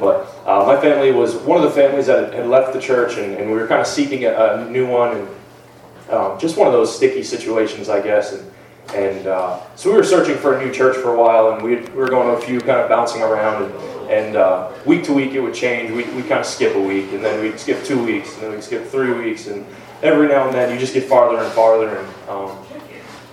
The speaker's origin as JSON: {"language": "English", "town": "Lisbon", "region": "Maine", "country": "United States", "tie": "born or raised there", "also_born_or_lived": "Lewiston, Maine", "said": "I grew up in Lewiston until I was about 5 years old, I believe, was when we moved out to Lisbon, just the next town over. And that's where I spent most of my life."}